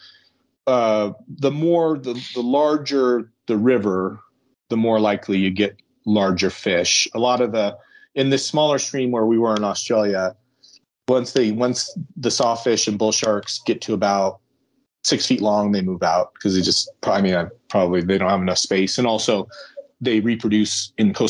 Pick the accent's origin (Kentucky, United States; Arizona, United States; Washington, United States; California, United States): Arizona, United States; I'm from Arizona